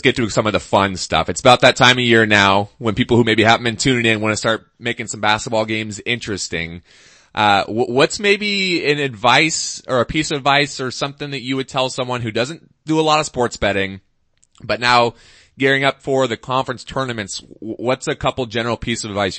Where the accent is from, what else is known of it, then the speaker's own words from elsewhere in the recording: Seattle, Washington, United States; I'm from Seattle.